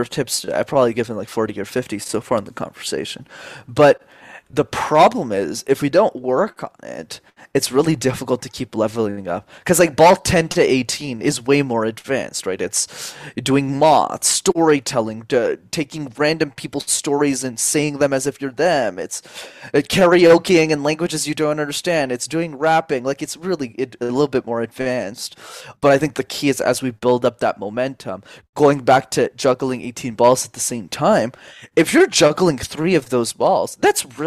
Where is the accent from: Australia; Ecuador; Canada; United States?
Canada; Montreal, Quebec; I grew up in Montreal, spoke French as a second language my entire life